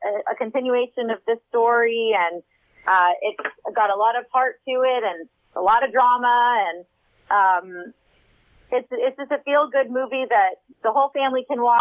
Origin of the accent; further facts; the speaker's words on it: Texas, United States; moved away; also born or lived in California; we moved to Austin, which is my home state of Texas